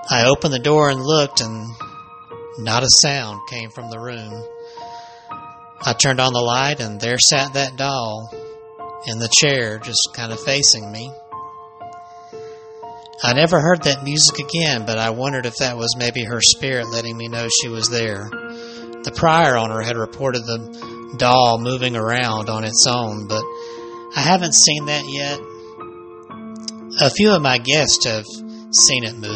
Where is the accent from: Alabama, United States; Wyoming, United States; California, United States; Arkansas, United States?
Alabama, United States; my home state of Alabama